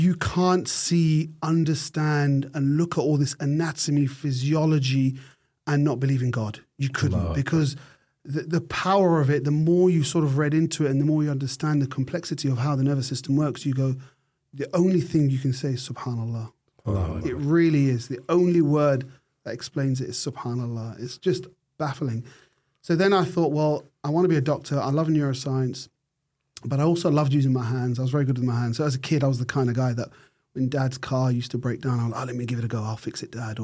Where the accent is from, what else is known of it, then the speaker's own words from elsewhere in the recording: United Kingdom; moved away as an adult; now in Australia; I'm British. I grew up in an era where we drank tea.